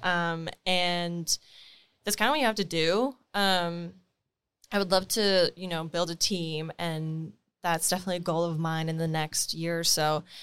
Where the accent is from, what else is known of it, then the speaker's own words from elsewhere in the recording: Timmins, Ontario, Canada; moved away; grew up in Timmins.